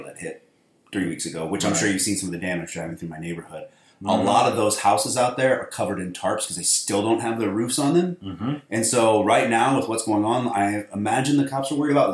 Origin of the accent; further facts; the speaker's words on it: St. Louis, Missouri, United States; I'm from the St. Louis area